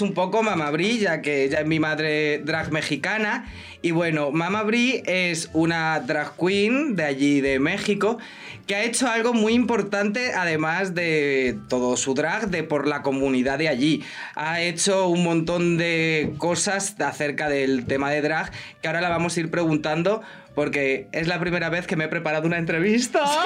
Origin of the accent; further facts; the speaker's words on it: Spain; soy la primera española